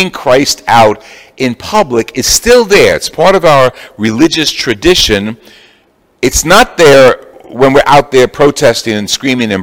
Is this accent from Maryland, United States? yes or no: no; Jersey City, New Jersey, United States; I'm from Jersey City. We used to have the processions through the summers